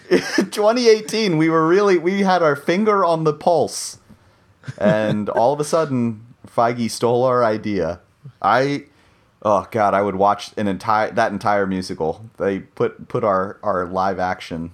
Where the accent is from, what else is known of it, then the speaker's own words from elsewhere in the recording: United States; I'm an American and I grew up with the American version